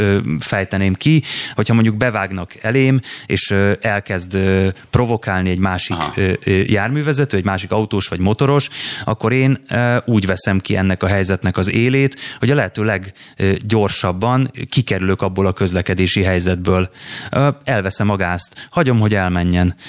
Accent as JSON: {"language": "Hungarian", "region": "Budapest", "country": "Hungary", "said": "Én budapesti vagyok"}